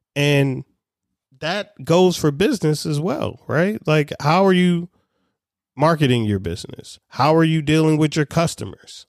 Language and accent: English; Baltimore, Maryland, United States; I'm a kid from Baltimore City